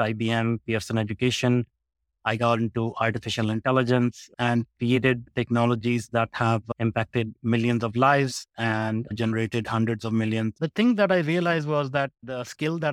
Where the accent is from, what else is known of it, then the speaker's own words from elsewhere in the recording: India; moved away as an adult; also born or lived in North America; I grew up in India and I started my career at 15 working in a factory for $2 a day.